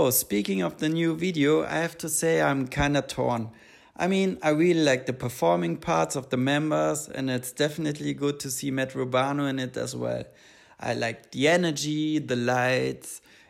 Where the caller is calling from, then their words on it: Vienna, Austria; I'm calling in from Vienna, Austria